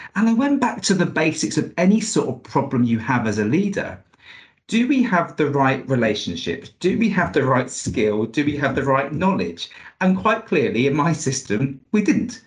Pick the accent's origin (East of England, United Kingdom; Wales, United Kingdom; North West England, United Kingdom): East of England, United Kingdom; Luton; I'm from Luton.